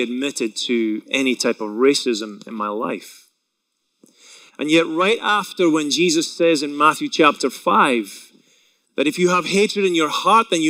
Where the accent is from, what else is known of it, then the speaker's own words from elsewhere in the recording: Scotland, United Kingdom; moved away; I grew up in Scotland, as most of you know, if you haven't been able to tell by my accent alone